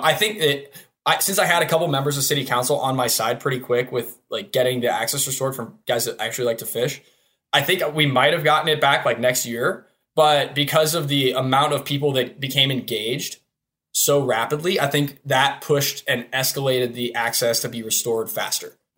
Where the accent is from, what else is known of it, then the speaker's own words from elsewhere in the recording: Hudson, Ohio, United States; I'm from Hudson, Ohio, resident there for somewhere around twenty-one years, or twenty-two years